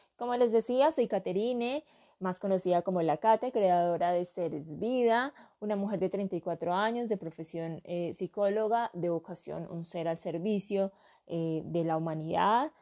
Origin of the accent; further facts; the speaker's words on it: Urabá, Antioquia, Colombia; now in southwest Antioquia, Colombia; soy natural, nací en, para mí, el paraíso del mundo, eh, la tierra del sol, Urabá